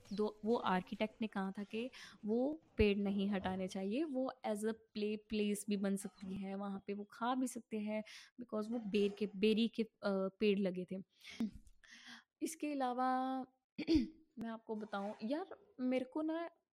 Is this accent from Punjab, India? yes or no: yes; Punjab, India; मैं पंजाब से हूँ